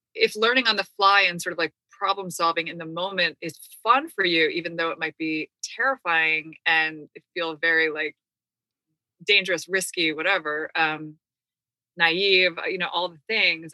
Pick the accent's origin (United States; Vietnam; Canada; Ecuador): United States; we're American